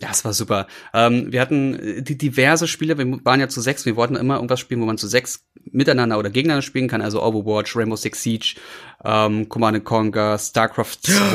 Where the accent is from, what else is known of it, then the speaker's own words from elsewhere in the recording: Berlin, Germany; also born or lived in Brandenburg; als Berliner